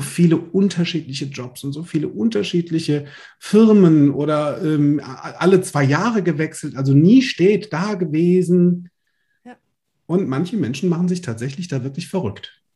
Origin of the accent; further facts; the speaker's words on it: Limburg an der Lahn, Hesse, Germany; Im Schulpraktikum war ich Dekorateur bei Karstadt, bei uns in Limburg.